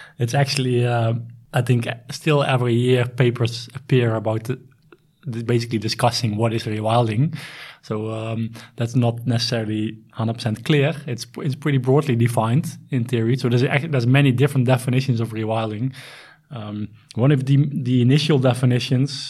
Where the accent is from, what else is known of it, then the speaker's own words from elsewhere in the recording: Netherlands; moved away as an adult; also born or lived in South Africa; now in Sweden; I am originally from the Netherlands